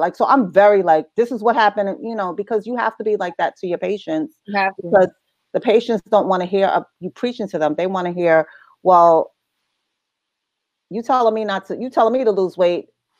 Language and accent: English; New Jersey, United States; accent: New York; because I had a really strong New York accent, even though I was raised in Jersey.